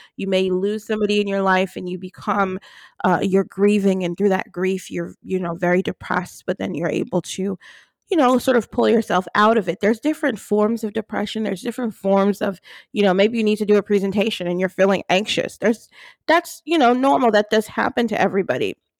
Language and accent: English; New Jersey, United States; I grew up in New Jersey